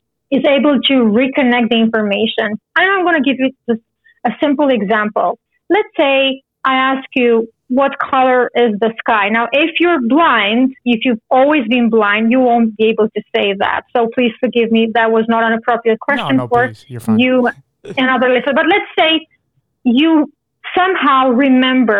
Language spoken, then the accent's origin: English; Romania; now in Canada; I'm originally from Romania. And right now I live in Canada